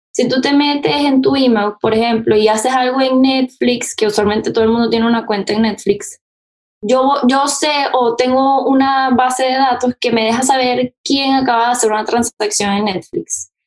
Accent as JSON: {"language": "Spanish", "country": "Venezuela", "moved": "yes", "lives_now": "United States", "said": "soy venezolana, eh, bueno, llevo acá en Estados Unidos viviendo hace 11 años"}